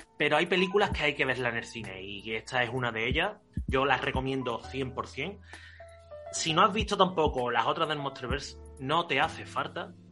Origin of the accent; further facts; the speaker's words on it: Spain; somos malos españoles